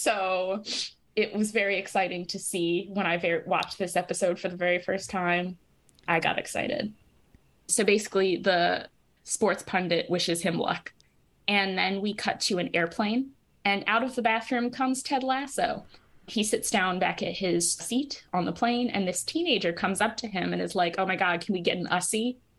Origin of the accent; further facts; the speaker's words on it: United States; I'm American